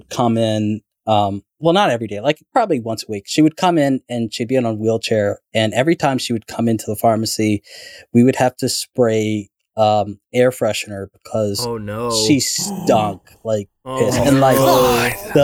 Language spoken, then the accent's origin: English; Toronto, Ontario, Canada; also born or lived in Somalia (ancestry); in Toronto, we have a lot of, like, Caribbean people, and then we also have a lot of, like, you know, East African people. I'm East African. I'm from Somalia. I was born in Canada, but my parents are from Somalia